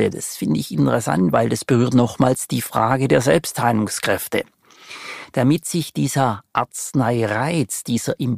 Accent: Baden-Württemberg, Germany; würde Ihnen als Schwabe ganz charmant antworten wollen

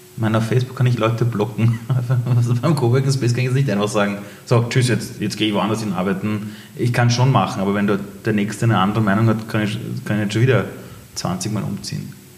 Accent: Iran; moved away; ich komme aus dem Iran

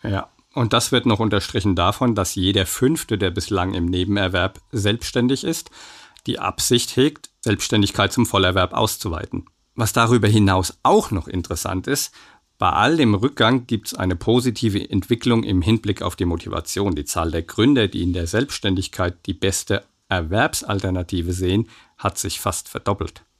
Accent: Aschaffenburg, Bavaria, Germany; moved away; Dort ist nicht nur meine alte Heimat

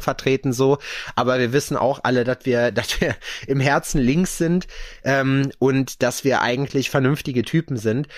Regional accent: Lüdenscheid, North Rhine-Westphalia, Germany; now in Jena, Germany; den Lüdenscheid da hinten die, ist, äh, die Ecke, wo ich herkomme

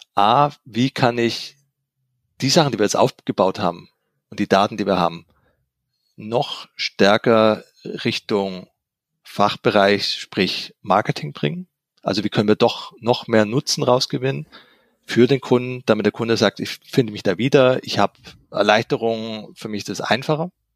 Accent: Swabia, Germany; ich bin ja auch Schwabe

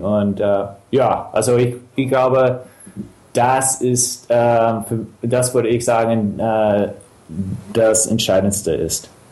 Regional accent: Chicago, Illinois, United States; German is a second language; moved away as an adult; now in Germany; ich bin Englischlehrer, ich komme aus Chicago und ich bin seit, ähm, ich bin vor drei Jahren nach, nach Deutschland gezogen

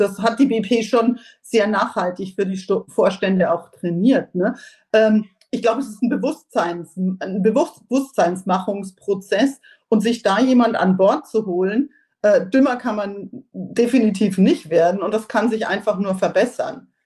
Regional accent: Germany; als, als Deutsche

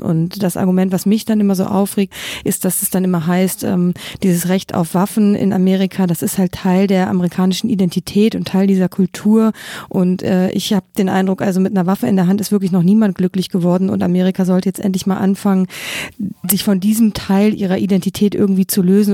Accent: Germany; now in United States; ich als Deutsche

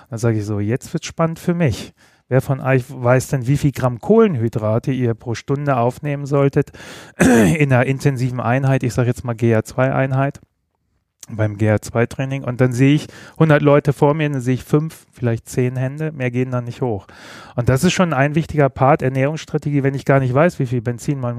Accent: Bremen, Germany; Weder noch. Ich bin gebürtiger Bremer.

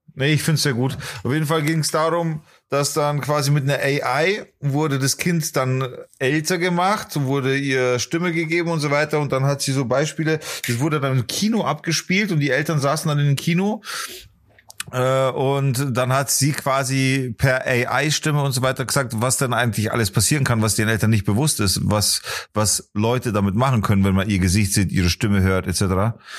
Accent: Bavaria, Germany; accent: Bavarian; also born or lived in Poland; ich bin aber Bayer.

